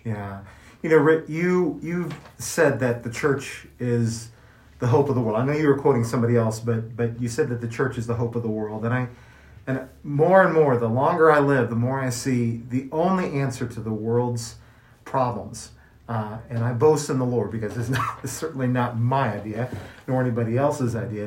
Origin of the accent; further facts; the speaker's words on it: Kansas City, Missouri, United States; now in New Mexico, United States; I grew up in Kansas City, Missouri